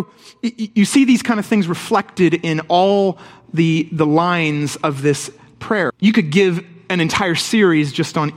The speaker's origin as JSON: {"language": "English", "region": "England", "country": "United Kingdom", "tie": "born or raised there", "moved": "yes", "said": "I grew up in England"}